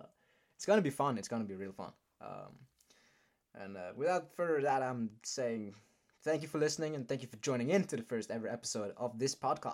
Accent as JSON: {"language": "English", "country": "Norway", "said": "I will be the host, and Patrick is my co-host, and we're both from Norway."}